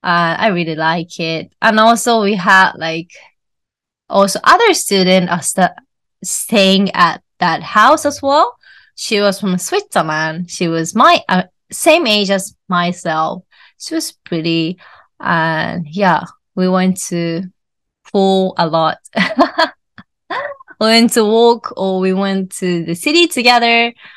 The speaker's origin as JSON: {"language": "English", "country": "Japan", "first_language": "Japanese", "second_language": "English", "said": "her mother tongue is German, and my mother tongue is Japanese."}